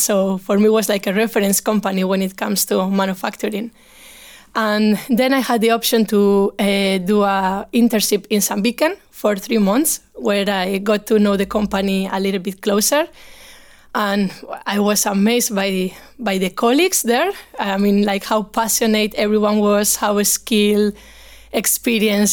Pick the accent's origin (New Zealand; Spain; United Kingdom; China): Spain; Bilbao, Basque Country; moved away as an adult; now in Stockholm, Sweden; I'm from Bilbao, uh, in the north of Spain